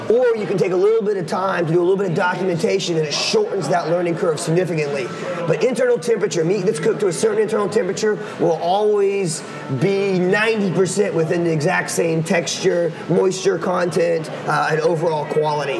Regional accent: Oklahoma, United States; I'm from Oklahoma, we eat bologna here, lots and lots of bologna

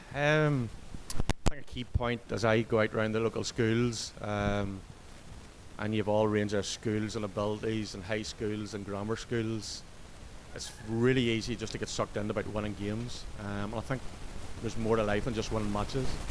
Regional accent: Portadown, Northern Ireland, United Kingdom; from Craigam Tanks from Portadown

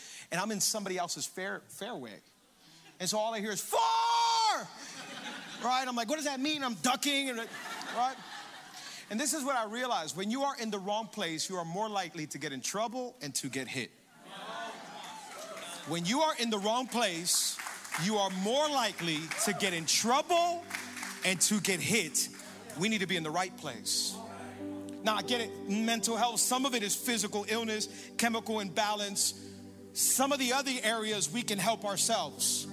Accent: Hialeah, Florida, United States; I grew up in Hialeah playing baseball

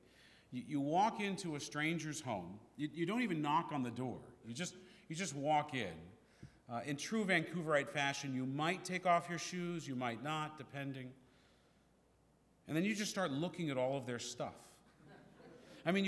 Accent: San Francisco, California, United States; we were growing up in San Francisco

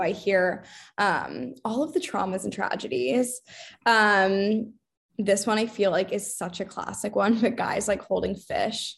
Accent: Boston, Massachusetts, United States; also born or lived in England / London; I'm from Boston

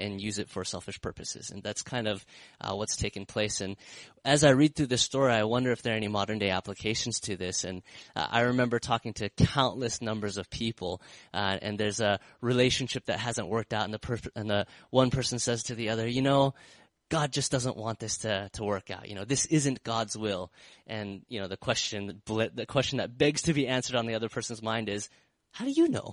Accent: United States; I'm from America, I love America

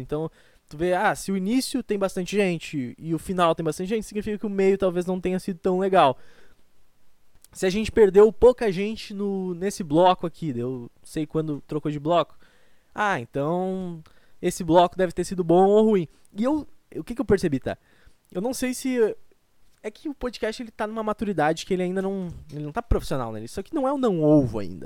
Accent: Rio Grande do Sul, Brazil; accent: gaúcho; eu sou gaúcho

